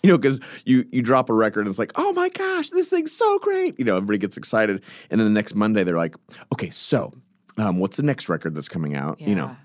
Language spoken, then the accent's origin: English; California, United States; I'm from California